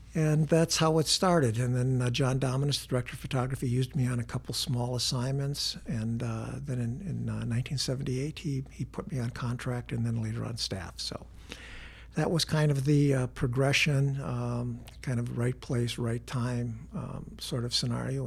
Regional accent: Wisconsin, United States; growing up in Wisconsin

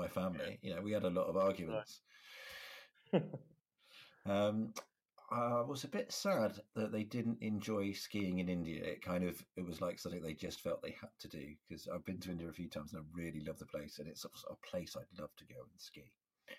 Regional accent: United Kingdom; I'm British

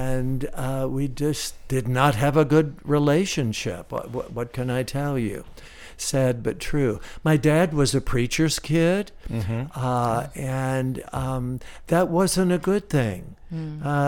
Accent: Miami, Florida, United States; an 8-year-old kid growing up in Miami, Florida. Yeah, I'm a Florida cracker

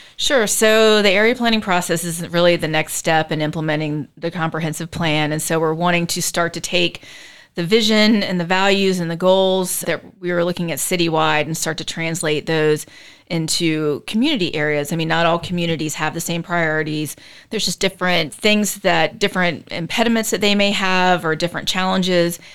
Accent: Charleston, South Carolina, United States; moved away as an adult; also born or lived in Chapel Hill, North Carolina / Florida; now in Charlotte, United States; I'm originally from Charleston, South Carolina

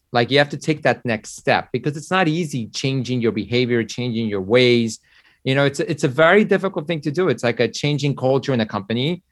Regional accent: Mexico; now in United States; I was born in Mexico

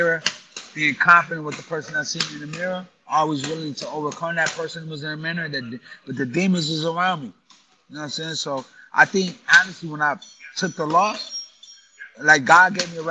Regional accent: Grand Rapids, Michigan, United States; moved away as an adult; also born or lived in Chicago, Illinois; now in New York City, United States; I've been in New York City longer than I've been in my hometown of Grand Rapids, Michigan

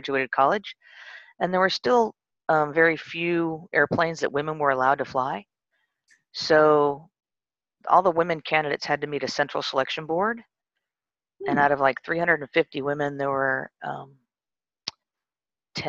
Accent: San Bernardino, California, United States; also born or lived in England; I grew up mostly in a place called San Bernardino, California.

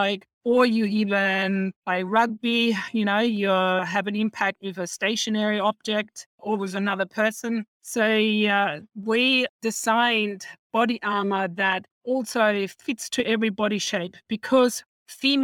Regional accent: Germany; now in Australia; I'm originally from Germany. I came in 89 to Australia

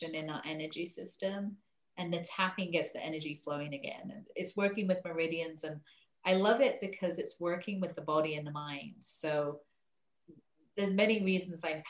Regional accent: England, United Kingdom; moved away as an adult; now in San Francisco, United States; I'm originally from England, hence the accent, and I live in San Francisco

